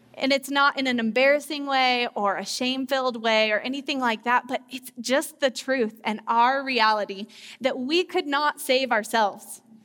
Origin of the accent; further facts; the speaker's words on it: Loveland, Colorado, United States; I grew up here in Loveland, Colorado, and I went to Mountain View High School